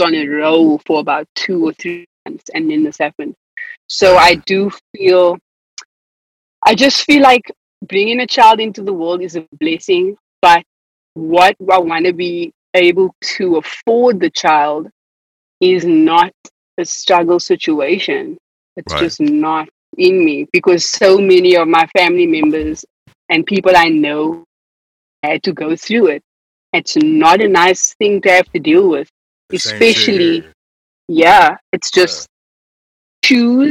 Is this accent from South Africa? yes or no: yes; South Africa; accent: South African; moved away as an adult; now in United States; But I've been sounding more and more South African living here than I did in South Africa